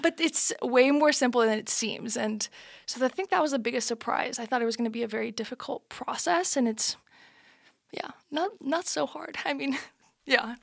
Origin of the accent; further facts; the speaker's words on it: Madrid, Community of Madrid, Spain; I'm from Madrid, but my dad's from Granada